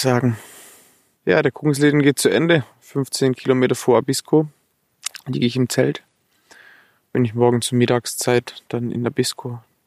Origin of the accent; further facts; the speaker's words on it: Swabia, Germany; Dann bin ich Schwabe